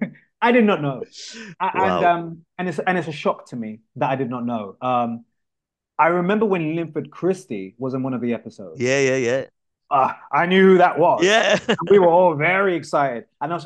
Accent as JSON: {"language": "English", "region": "London", "country": "United Kingdom", "tie": "born or raised there", "said": "I was born in Camden"}